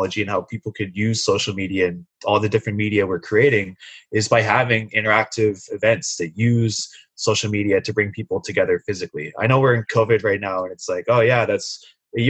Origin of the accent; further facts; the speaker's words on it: Sunshine Coast, British Columbia, Canada; now in Vancouver, Canada; growing up on the Sunshine Coast, my parents were both telecommuters